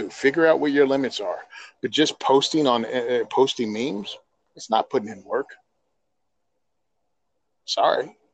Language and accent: English; New Jersey, United States; I'm from Jersey. Food comes from the grocery store. What's a tractor? It's what's on the turnpike.